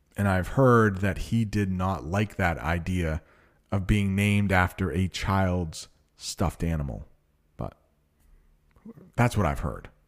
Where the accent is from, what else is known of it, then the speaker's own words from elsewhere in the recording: Maine, United States; I am from Maine, which is really close to Canada.